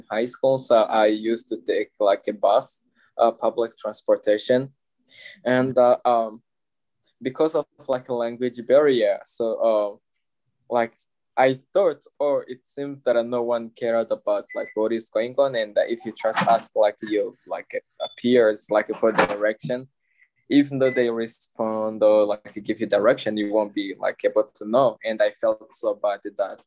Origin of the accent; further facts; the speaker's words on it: DR Congo; moved away as an adult; now in Baltimore, United States; I am from Republic Democratic of Congo